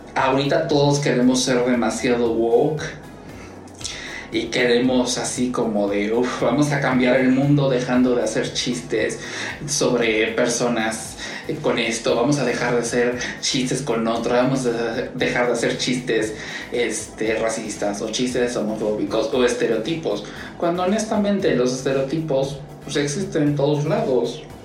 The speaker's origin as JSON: {"language": "Spanish", "region": "Puebla", "country": "Mexico", "said": "yo soy de Puebla y en Puebla siempre, se los puedo decir, de Puebla México"}